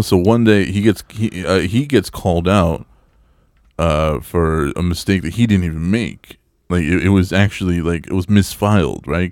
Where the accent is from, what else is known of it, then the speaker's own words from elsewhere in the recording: El Paso, Texas, United States; moved away; my hometown of El Paso